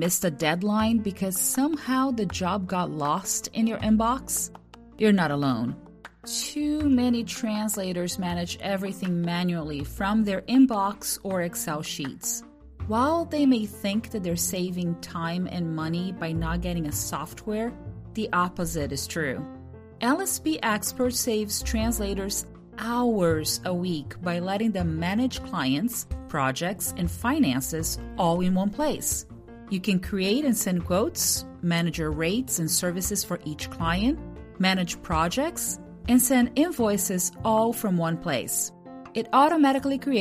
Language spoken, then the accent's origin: English; Brazil; I'm from Brazil